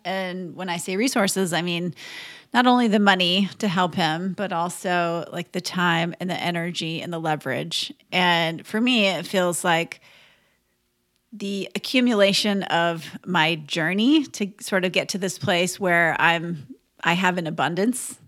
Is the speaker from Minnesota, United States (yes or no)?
yes; Minnesota, United States; I grew up in Minnesota